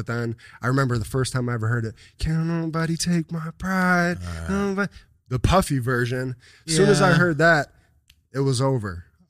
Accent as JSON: {"language": "English", "town": "Buffalo", "region": "New York", "country": "United States", "tie": "born or raised there", "said": "South Buffalo, New York."}